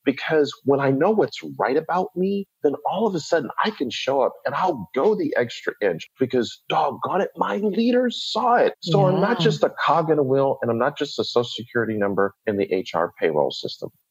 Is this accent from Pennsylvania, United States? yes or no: no; Buffalo, New York, United States; moved away as an adult; also born or lived in Atlanta, Georgia; I grew up in Buffalo, New York, went to Morehouse College in Atlanta, Georgia